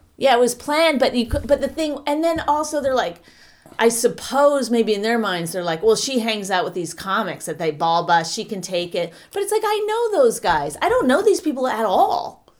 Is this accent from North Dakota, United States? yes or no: no; New Jersey, United States; I'm from New Jersey